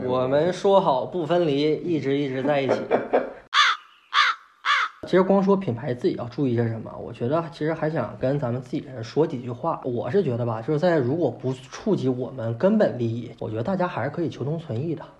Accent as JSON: {"language": "Chinese", "country": "China", "said": "我们中国"}